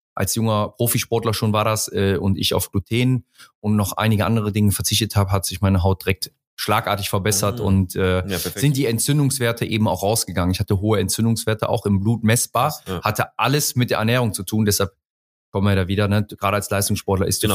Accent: Mönchengladbach, North Rhine-Westphalia, Germany; moved away; also born or lived in Hamburg; ursprünglich komme ich aus dem Rheinland, aus Mönchengladbach, bin dort auch geboren

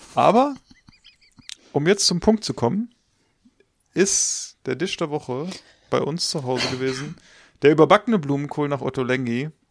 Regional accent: Northern Germany, Germany; wir kommen aus Norddeutschland.

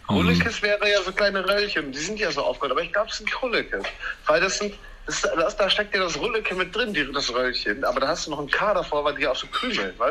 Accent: Münster, North Rhine-Westphalia, Germany; ich bin in meiner alten Heimat in Münster zu Besuch

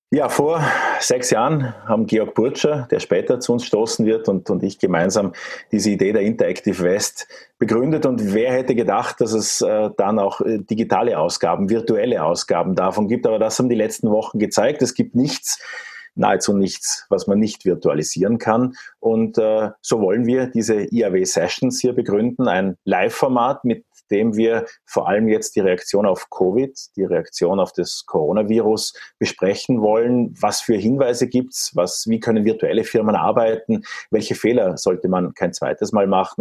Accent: Austria; als Österreicher

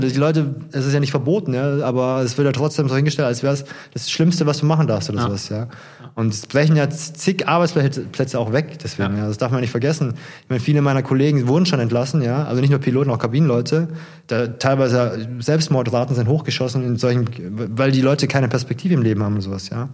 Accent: Ludwigsburg, Baden-Württemberg, Germany; moved away as an adult; also born or lived in Stuttgart / Frankfurt; now in Hesse, Germany; meine Heimatstadt, gerne ist das ja eigentlich Ludwigsburg oder Stuttgart vielmehr, ne? da habe okay. ich meinen größten Teil meines Lebens verbracht

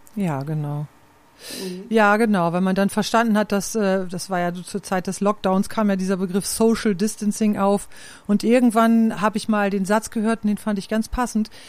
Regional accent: Klostermoor, Lower Saxony, Germany; moved away as an adult; Aufgewachsen bin ich in Klostermoor im Landkreis Lea

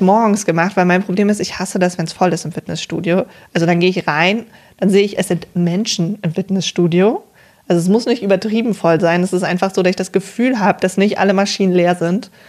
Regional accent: near Cologne, North Rhine-Westphalia, Germany; ich komme ja von hier, aus Köln, oder nicht aus Köln, aber aus der Umgebung

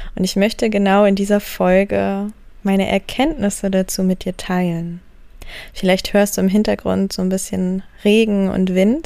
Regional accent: Wendland, Lower Saxony, Germany; Ich bin geboren im Wendland

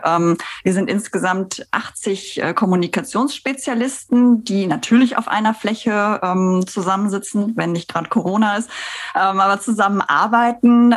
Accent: Bensberg, North Rhine-Westphalia, Germany; moved away; ich bin aufgewachsen in Bensberg. Das ist ja so vor den Toren von Köln.

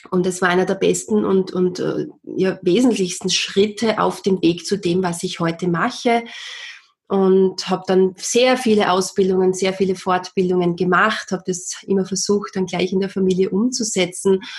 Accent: Austria; war damals als Erzieherin oder bei uns in Österreich sagt man Kindergärtnerin tätig

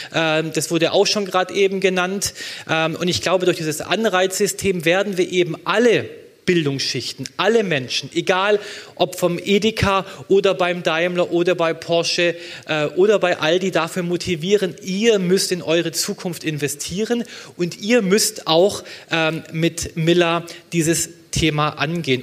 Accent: Baden-Württemberg, Germany; in meinem Heimatland äh, Baden-Württemberg

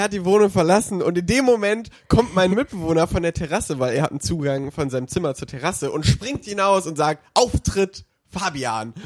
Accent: Cologne, North Rhine-Westphalia, Germany; als Kölner

